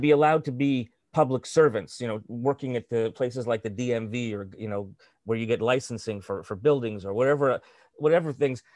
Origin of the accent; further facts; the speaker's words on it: Canada; as a Canadian of, uh, of, uh, Eastern European extraction and, and Jewish extraction